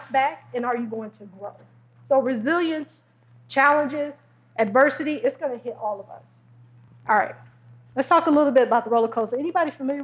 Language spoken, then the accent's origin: English; Detroit, Michigan, United States; I'm from Detroit